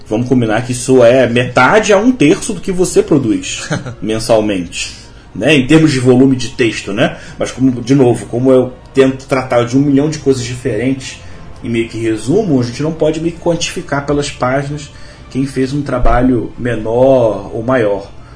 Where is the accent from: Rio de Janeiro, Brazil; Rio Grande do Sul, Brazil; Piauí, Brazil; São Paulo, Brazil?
Rio de Janeiro, Brazil; eu sou carioca, mas eu tenho uma avó baiana, eu cresci ouvindo histórias